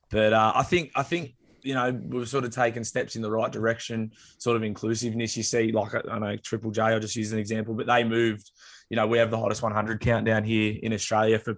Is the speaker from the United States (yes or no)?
no; England, United Kingdom; born there; I'm, i was born in England, so I'm, you know, part, you know, from the land of the oppressor.